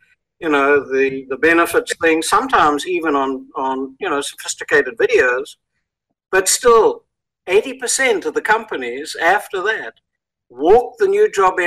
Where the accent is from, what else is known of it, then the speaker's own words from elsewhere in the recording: South Africa; accent: South African; moved away as an adult; now in United States; we immigrated here from South Africa just over 27 years ago.